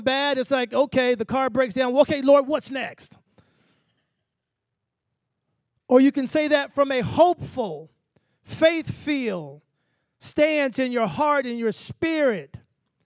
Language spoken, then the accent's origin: English; Texas, United States; I'm from the country. I'm from Texas. So we used to say bright-eyed and bushy-tailed